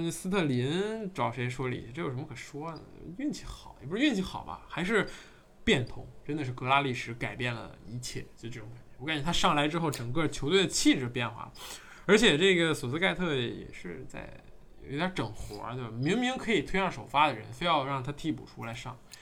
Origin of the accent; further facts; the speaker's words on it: China; 我们也中国人